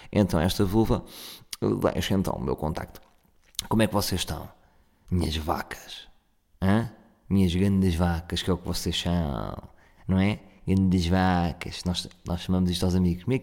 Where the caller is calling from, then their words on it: Ovar, Aveiro District, Portugal; Uh, sou do Ovar, deixo aqui o meu contacto